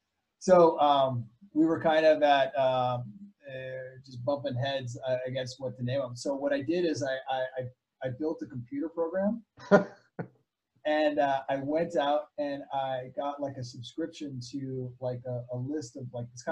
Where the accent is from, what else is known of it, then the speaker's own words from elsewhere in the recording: Indonesia; So I lived in Indonesia for 15 years. And so that's probably where I kind of really grew up.